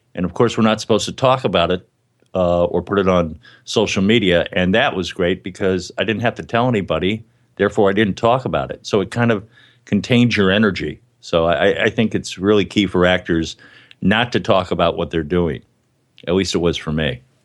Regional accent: Miami, Florida, United States; now in New York, United States; I was a Catholic growing up in Miami, and I went to New York to pursue a dream of acting and comedy

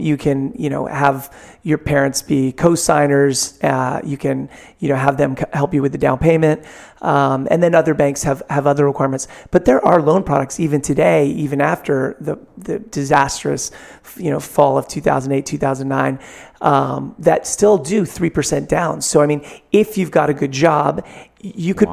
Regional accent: San Francisco, California, United States; growing up here, you know, probably like everybody's hometown, it was just my hometown

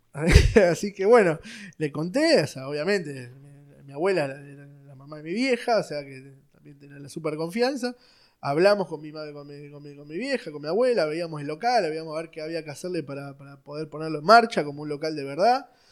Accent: Buenos Aires, Argentina; nací en Capital Federal, en un barrio que se llama Villa Devoto. Este, ahí, nací, fui al, colegio

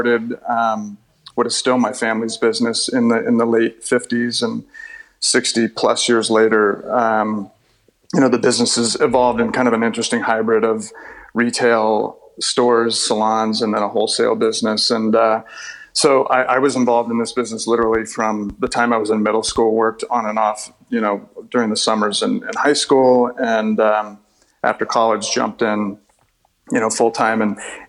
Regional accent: Southern California, United States; born or raised there

